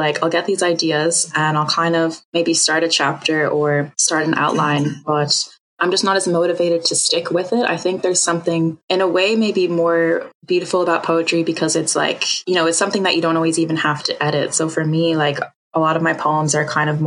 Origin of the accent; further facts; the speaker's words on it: United States; I'm American. So being from America